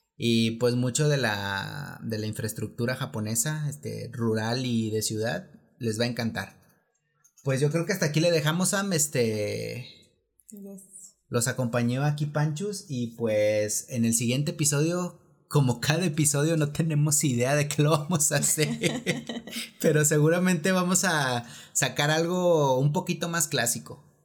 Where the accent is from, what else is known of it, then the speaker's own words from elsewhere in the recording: Mexico City, Mexico; nosotros que somos aquí de la Ciudad de México